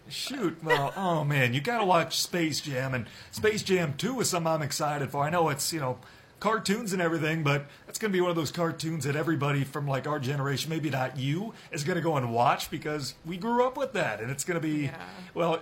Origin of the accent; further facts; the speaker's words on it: an hour north of Carroll, Iowa, United States; Iowa native, actually grew up an hour south of my hometown